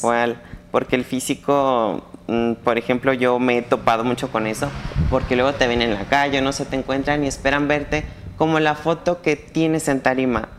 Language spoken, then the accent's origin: Spanish; San Antonio de Peñuelas, Aguascalientes, Mexico; yo soy de San Antonio de Peñuelas, Aguascalientes